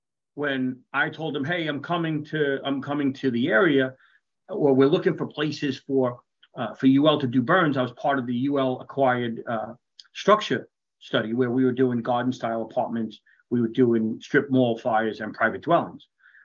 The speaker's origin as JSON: {"language": "English", "region": "New York", "country": "United States", "said": "while I'm a New Yorker, Ohio, and particularly Beaver Creek and the Dayton area, they're like an adopted home."}